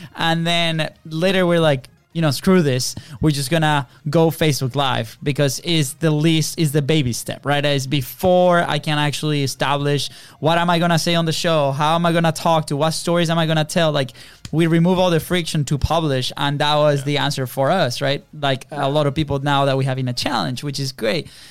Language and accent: English; Venezuela; English is a second language; moved away; we're foreign. We're from Venezuela